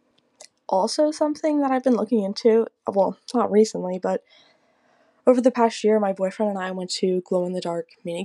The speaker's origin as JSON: {"language": "English", "town": "Burlington", "region": "Ontario", "country": "Canada", "said": "I'm from Burlington, Ontario, Canada"}